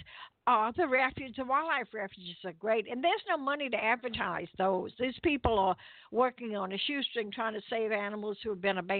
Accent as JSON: {"language": "English", "town": "New Orleans", "region": "Louisiana", "country": "United States", "said": "I am from New Orleans originally"}